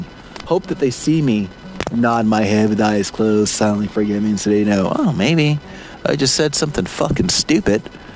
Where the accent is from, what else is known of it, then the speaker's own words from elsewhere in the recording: Palatka, Florida, United States; the community I grew up in. I have to forgive small town Palatka, Florida